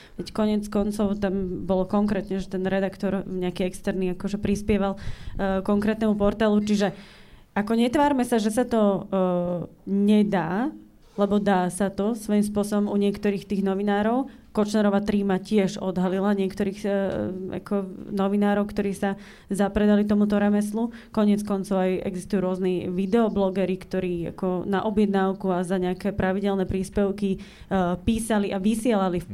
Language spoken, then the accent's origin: Slovak; eastern Slovakia, Slovakia; ja pochádzam z východného Slovenska a ja mám odmala vlastne v ušiach takéto východňarské nedalobiše